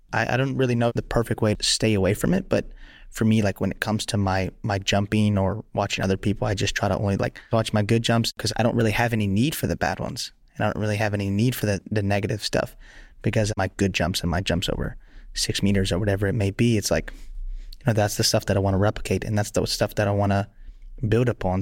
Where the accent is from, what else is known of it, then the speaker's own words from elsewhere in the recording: Lafayette, Louisiana, United States; also born or lived in Sweden; I started out in my parents' backyard in Lafayette, Louisiana